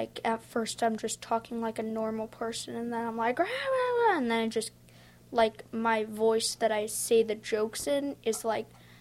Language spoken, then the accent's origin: English; Bloomington, Indiana, United States; I am 10 years old, and I am from Bloomington, Indiana